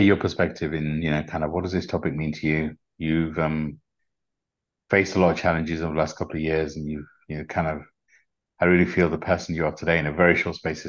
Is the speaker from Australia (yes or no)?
no; United Kingdom; accent: British; my British accent